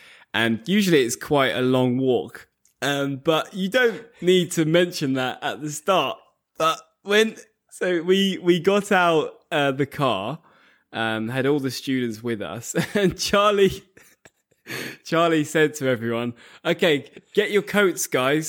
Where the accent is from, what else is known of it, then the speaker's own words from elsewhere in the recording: England, United Kingdom; Like, as another example, I'm from England. If I said something like, we have the best football league in the world, that would be a biased thing to say because I'm from England.